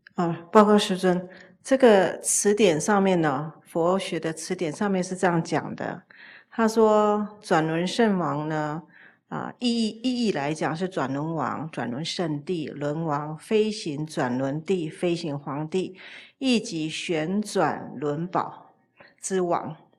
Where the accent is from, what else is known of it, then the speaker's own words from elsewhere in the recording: Taiwan; 我们台湾很多从福建过来的，早期的移民到台湾来的